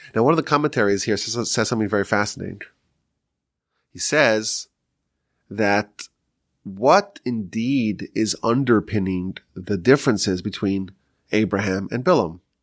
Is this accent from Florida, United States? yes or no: no; New York, United States; now in Texas, United States; I'm from New York still